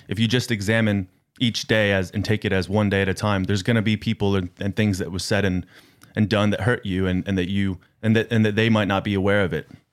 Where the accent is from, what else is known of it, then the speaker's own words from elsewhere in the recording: United States; moved away; I'm from America. I, uh, do not, uh, live in America